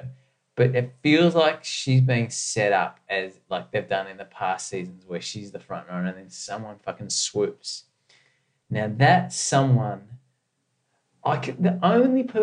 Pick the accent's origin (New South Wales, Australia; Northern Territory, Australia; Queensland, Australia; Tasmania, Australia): New South Wales, Australia; Sydney; I'm from the Northern Beaches